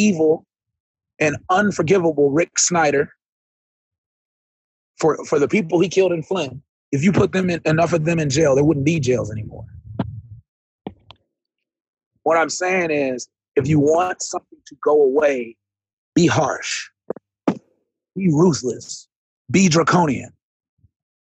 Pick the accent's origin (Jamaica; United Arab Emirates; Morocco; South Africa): Jamaica; I'm a Jamaican